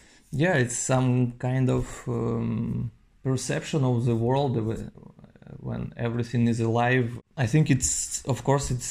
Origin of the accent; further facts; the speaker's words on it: Novosibirsk, Novosibirsk Oblast, Russia; now in Paris, France; I'm from Novosibirsk.